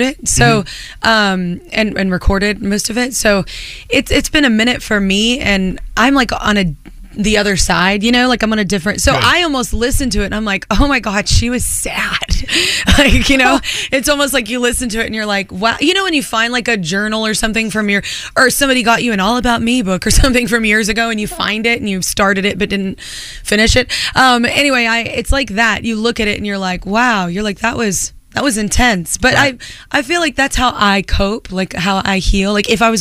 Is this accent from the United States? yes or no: yes; Burleson, Texas, United States; moved away as an adult; also born or lived in Fort Worth, Texas; now in New York, United States; I'm from Burleson and Fort Worth